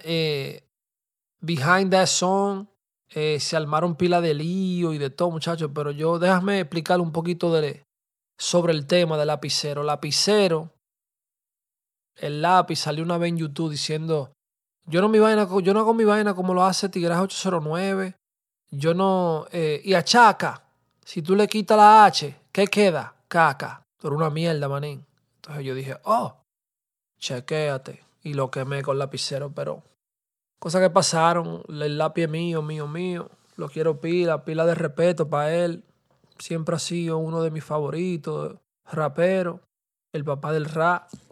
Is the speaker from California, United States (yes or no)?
no; New York City, New York, United States; Yo me crié con esos tigres en el Bronx